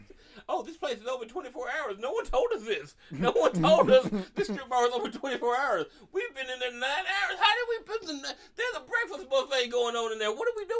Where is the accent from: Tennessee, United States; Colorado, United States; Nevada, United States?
Tennessee, United States; Memphis; It's Memphis. I didn't grow up anywhere else. Memphis was fun.